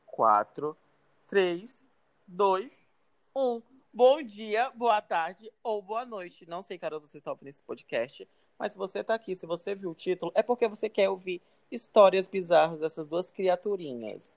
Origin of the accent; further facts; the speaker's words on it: Porto Velho, Rondônia, Brazil; eu nasci em Porto Velho, né, e tal. Cresci em Porto Velho